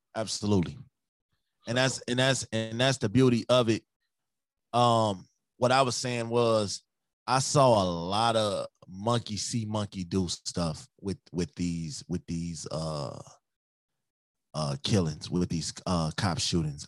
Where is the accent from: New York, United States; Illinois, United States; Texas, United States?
Illinois, United States; Chicago; now in Minnesota, United States; I'm from Chicago, but I'm in Minnesota right now